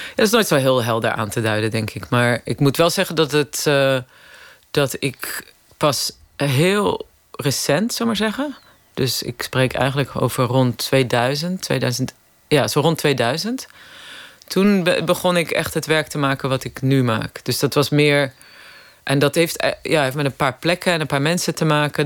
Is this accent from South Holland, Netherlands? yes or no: yes; Hendrik-Ido-Ambacht, South Holland, Netherlands; moved away as an adult; also born or lived in Rotterdam / London; ik ben daar in de, 60, 70 jaren opgegroeid